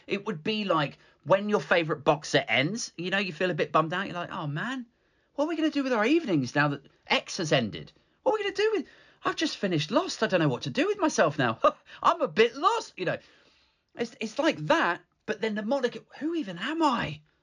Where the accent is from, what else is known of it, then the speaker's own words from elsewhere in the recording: United Kingdom; I like being British, fine. I'm relatively proud of our country